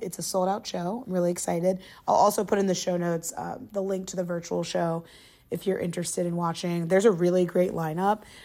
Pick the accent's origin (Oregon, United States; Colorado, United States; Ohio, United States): Ohio, United States; Englewood; moved away as an adult; now in New York, United States; growing up in the suburbs of Dayton, Ohio